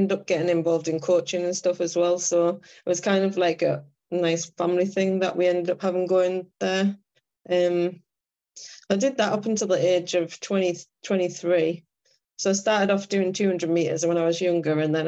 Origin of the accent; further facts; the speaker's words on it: County Durham, North East England, United Kingdom; moved away as an adult; I live up north now. So I'm originally from County Durham